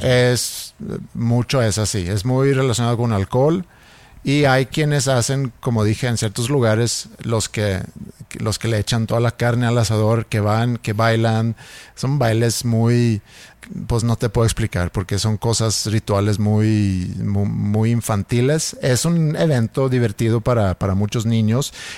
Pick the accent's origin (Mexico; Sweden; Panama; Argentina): Sweden; moved away; yo creciendo en Suecia